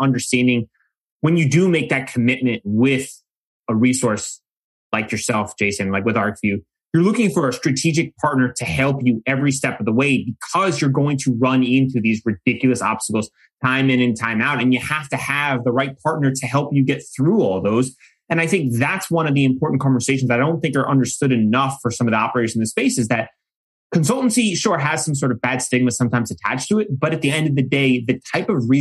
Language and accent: English; New York, United States; my home state